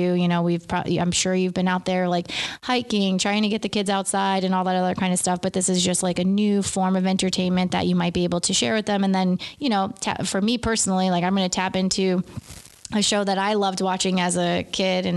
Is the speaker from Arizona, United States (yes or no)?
no; Beacon, New York, United States; being from Beacon